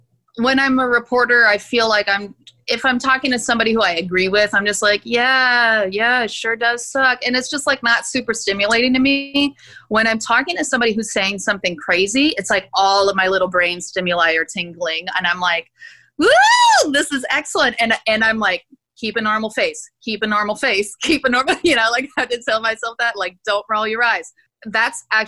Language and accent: English; Gulf Coast of Louisiana and Texas, United States; accent: Louisiana; also born or lived in Turkey / Houston / New Orleans / Rio de Janeiro; I loosen up my accent and pull back out my Louisiana accent that I normally need to like suppress for professional life.